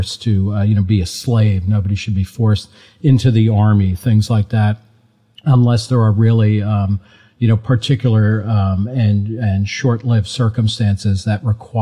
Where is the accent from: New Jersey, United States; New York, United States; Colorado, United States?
New Jersey, United States; I grew up in New Jersey